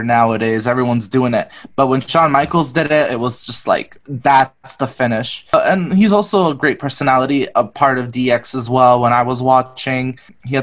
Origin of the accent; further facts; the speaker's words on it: Richmond Hill, Ontario, Canada; where I grew up in Toronto in a suburb called Richmond Hill